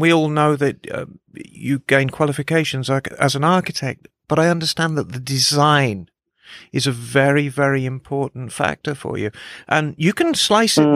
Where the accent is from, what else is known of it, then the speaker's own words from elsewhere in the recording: Birmingham, West Midlands, United Kingdom; moved away; I was raised in Birmingham